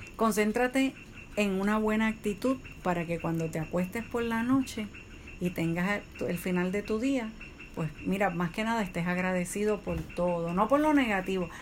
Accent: Puerto Rico; nosotros somos de Puerto Rico

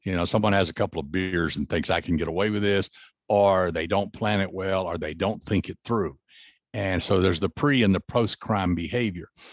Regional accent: the South, United States; I grew up in the South

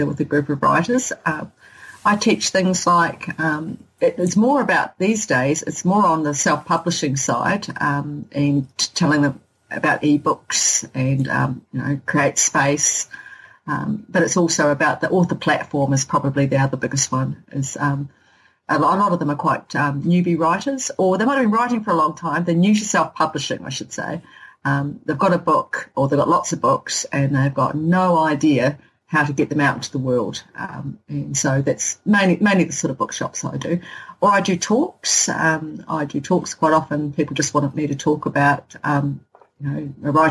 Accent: Hokitika, West Coast, New Zealand; someone from Hokitika

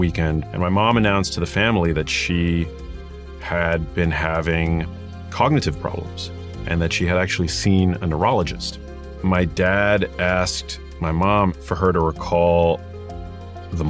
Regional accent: New York City, New York, United States; I grew up in New York City, in Manhattan, in a neighborhood called Murray Hill

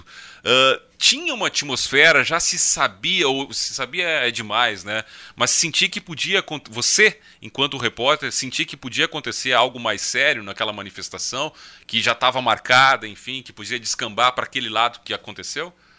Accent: Rio Grande do Sul, Brazil; Eu, eu lembro como, como gaúcho

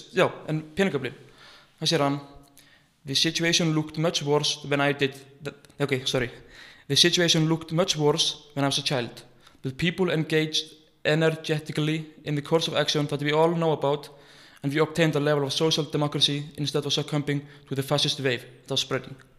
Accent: Iceland; ég er frá Íslandi

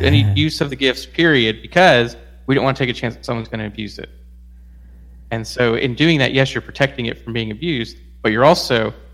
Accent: Atlanta, Georgia, United States; First Baptist Atlanta, which is my hometown

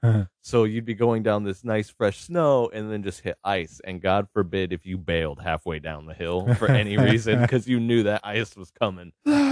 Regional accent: Findlay, Ohio, United States; I remember growing up in Findlay

